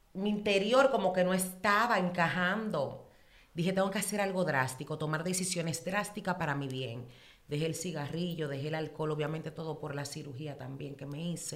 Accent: New York City, New York, United States; also born or lived in Dominican Republic; me crié en Nueva York, pero soy dominicana, de pura cepa hasta la tambora

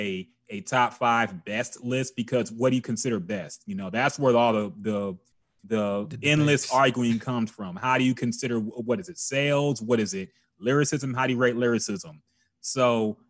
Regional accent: Houston, Texas, United States; as a person born and raised in Houston

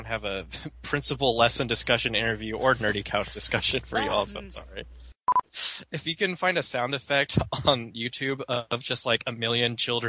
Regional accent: San Marcos, Texas, United States; San Marcos, Texas, my hometown.

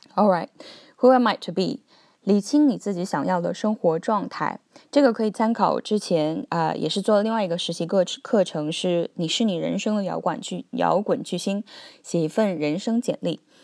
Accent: China; moved away as an adult; also born or lived in Beijing / Hong Kong / Cambridge; now in Australia; 我们中国人都说有三百六十五行，行行出状元

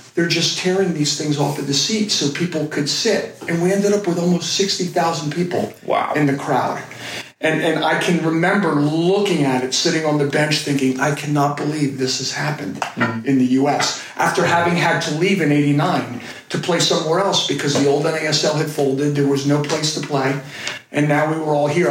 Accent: United States; When you grow up as an American

